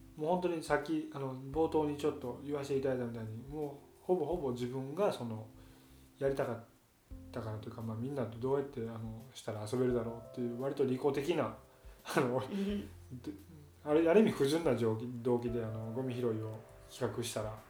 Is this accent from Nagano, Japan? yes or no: no; Hyogo, Japan; うちの奥さんの実家に行ったり自分の実家に行ったりっていう両方ともけど兵庫県内なんで